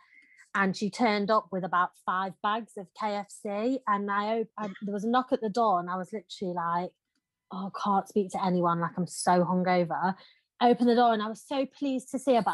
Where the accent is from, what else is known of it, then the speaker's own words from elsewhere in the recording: Birkenhead, North West England, United Kingdom; We're not posh, we're from Birkenhead